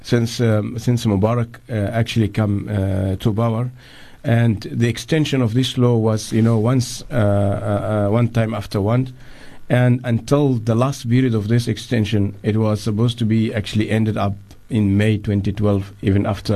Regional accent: Egypt; now in South Africa

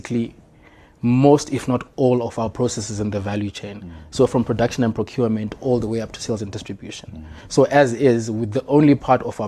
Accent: Harare, Zimbabwe; I was born in Highfield

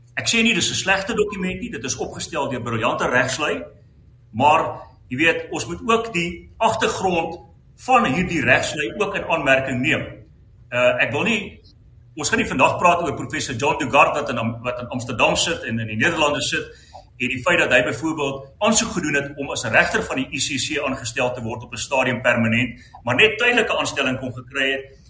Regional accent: South Africa; ons as Suid-Afrikaners

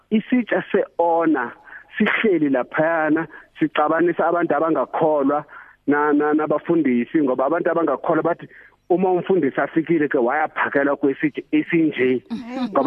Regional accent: Mozambique; moved away; ekhaya le eMozambique

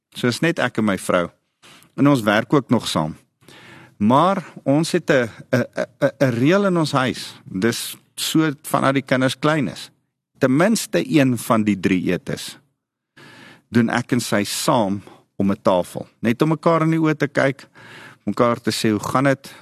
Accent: South Africa; Ek's 'n Afrikaner

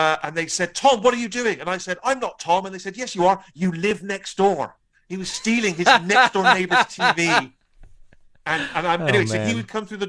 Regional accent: Bristol, South West England, United Kingdom; my young self in Bristol

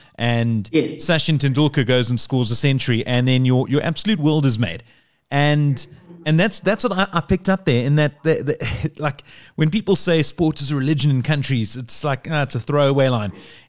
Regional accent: South Africa; as a South African

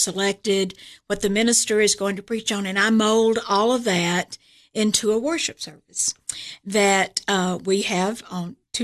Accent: Chattanooga, Tennessee, United States; moved away as an adult; also born or lived in Atlanta / Florida; now in Cookeville, United States; I'm originally from Chattanooga.

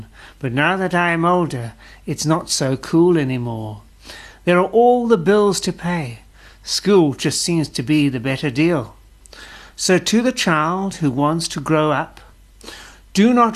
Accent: South Africa; as a South African

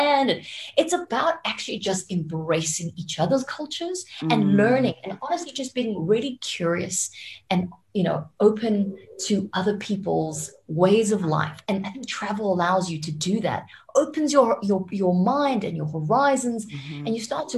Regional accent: Japan; now in South Africa; I was living in Japan, right? Because I was born in Japan.

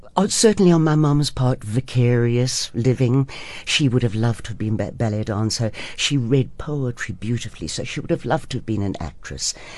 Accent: Durban, KwaZulu-Natal, South Africa; I grew up in Durban.

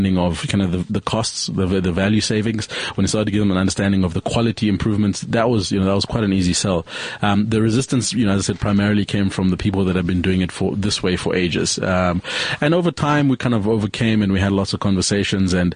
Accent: Zambia; now in South Africa; I'm from Zambia originally, so when I came to South Africa after 94, I naturalized as a South African after 94

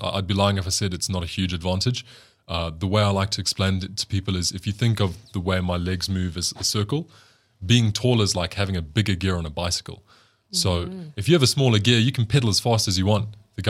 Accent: South Africa; I'm probably biased because I come from South Africa and I think we have notoriously beautiful women here.

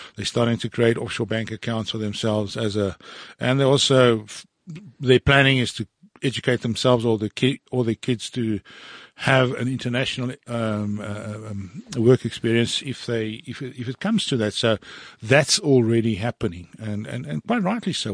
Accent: Johannesburg, Gauteng, South Africa; fourteen years old, growing up in Sydenham in Johannesburg

